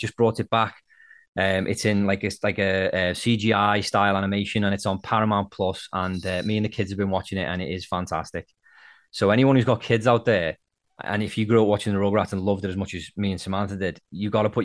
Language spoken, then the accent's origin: English; Liverpool, North West England, United Kingdom; now in Nova Scotia, Canada; I'm from Liverpool originally, but I live in Nova Scotia, Canada now.